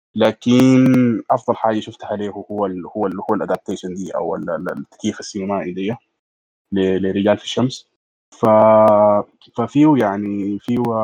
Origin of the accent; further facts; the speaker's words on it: Sudan; عندنا في السودان